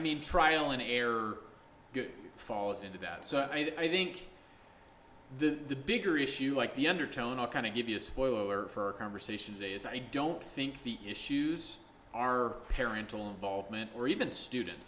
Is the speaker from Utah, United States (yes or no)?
yes; St. George, Utah, United States; also born or lived in Salt Lake City, Utah; I grew up here in Utah for the most part. Um, grew up in St. George for the majority of it, moved back here for high school